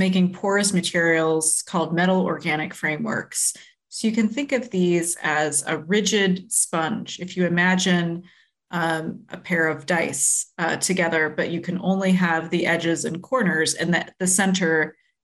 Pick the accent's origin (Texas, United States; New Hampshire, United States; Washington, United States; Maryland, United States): Maryland, United States; Maryland Agricultural Reserve, United States; now in Chicago, United States; I grew up in the Maryland Agricultural Reserve